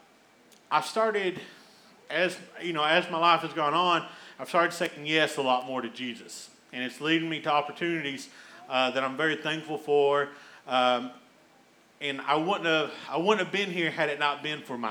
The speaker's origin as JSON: {"language": "English", "region": "Eastern Kentucky", "country": "United States", "tie": "born or raised there", "said": "growing up in Eastern Kentucky"}